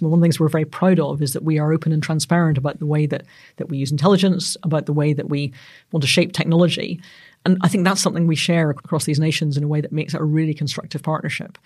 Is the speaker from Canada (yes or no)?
no; Northern Ireland, United Kingdom; I'm Northern Irish